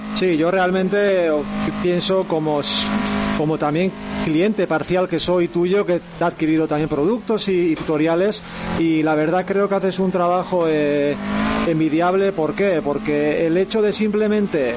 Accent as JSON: {"language": "Spanish", "town": "Irun", "region": "Basque Country", "country": "Spain", "lives_now": "Hondarribia, Spain", "said": "soy de Irún, de Guipúzcoa y, bueno, ahora por circunstancias vivo en, en Ondarribía"}